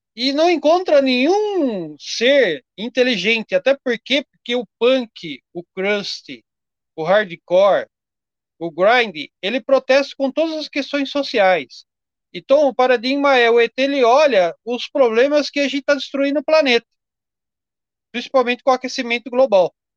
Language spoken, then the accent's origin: Portuguese; Jundiaí, São Paulo, Brazil; eu sou de Jundiaí